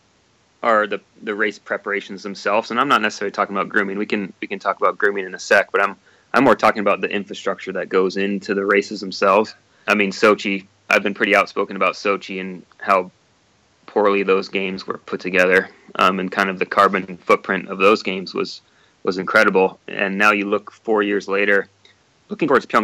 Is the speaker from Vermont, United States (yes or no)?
yes; Vermont, United States; I'm a sea level guy, you know, born and raised in Vermont.